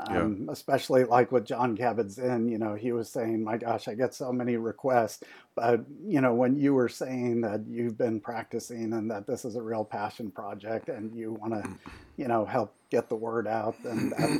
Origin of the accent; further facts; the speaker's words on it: Chicago, Illinois, United States; Well, I'm from Chicago, so I'd say the main guys are Michael Jordan and Scottie Pippen.